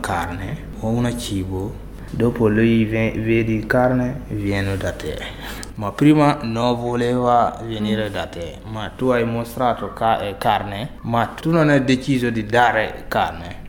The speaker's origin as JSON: {"language": "Italian", "country": "Burkina Faso", "tie": "born or raised there", "also_born_or_lived": "Bobo-Dioulasso, Burkina Faso", "second_language": "Italian", "moved": "as an adult", "lives_now": "Italy", "said": "Ci sono elefanti in Burkina Faso, ho visti quando ero nel mio paese"}